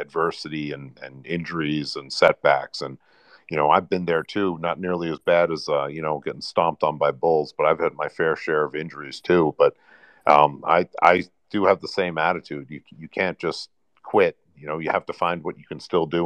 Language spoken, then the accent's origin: English; New York City, New York, United States; moved away; I grew up in New York City